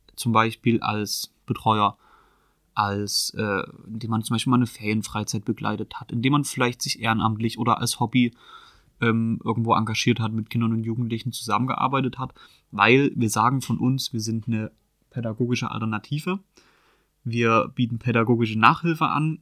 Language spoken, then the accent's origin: German; Chemnitz, Saxony, Germany; Ich bin in Chemnitz geboren mhm. und auch immer in Chemnitz aufgewachsen